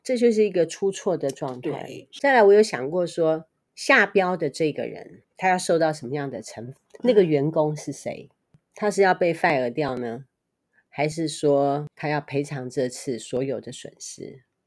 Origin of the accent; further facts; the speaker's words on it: Taiwan; 身为台湾人的我